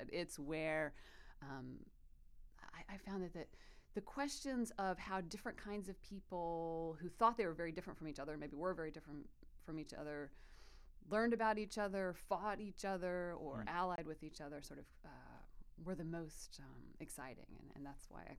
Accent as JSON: {"language": "English", "town": "Fayetteville", "region": "Arkansas", "country": "United States", "tie": "born or raised there", "also_born_or_lived": "South Georgia", "said": "I grew up in the Ozarks, that's right, in Fayetteville, named after Lafayette."}